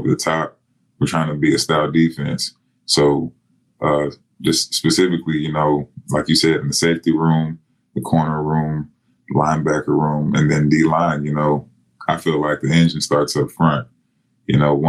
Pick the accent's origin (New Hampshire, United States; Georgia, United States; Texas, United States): Texas, United States; We're both from Texas